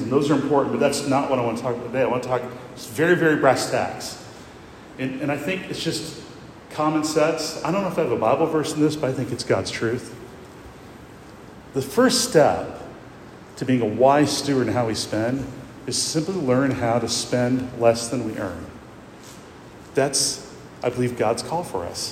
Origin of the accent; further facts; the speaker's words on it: Iowa, United States; now in Lexington, United States; I grew up in Iowa